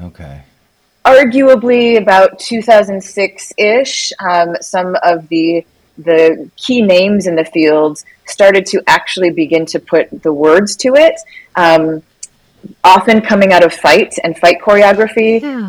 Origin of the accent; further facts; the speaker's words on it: Minnesota, United States; also born or lived in Missouri; now in Washington, United States; I grew up in Minnesota